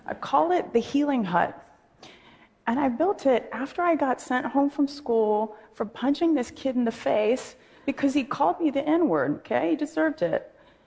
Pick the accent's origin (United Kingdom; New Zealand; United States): United States; Oakland, California; a high school in my hometown of Oakland